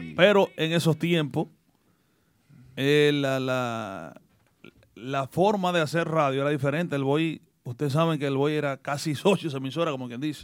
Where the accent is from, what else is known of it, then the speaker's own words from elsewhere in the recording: Salcedo, Hermanas Mirabal, Dominican Republic; now in United States; mi pueblo Salcedo